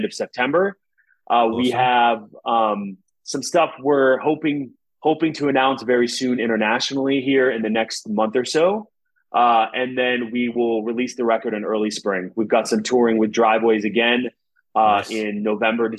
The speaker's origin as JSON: {"language": "English", "town": "Pittsburgh", "region": "Pennsylvania", "country": "United States", "said": "We're from Pittsburgh"}